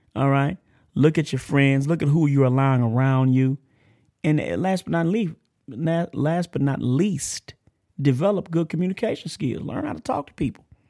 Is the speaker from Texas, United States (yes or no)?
yes; Texas, United States; accent: country; I'm country. I'm from Texas and I'm from, I'm country